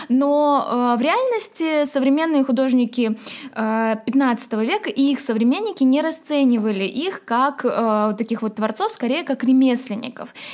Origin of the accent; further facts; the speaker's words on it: Tashkent, Uzbekistan; Я выросла в Ташкенте, в окружении одной лишь архитектуры советского модернизма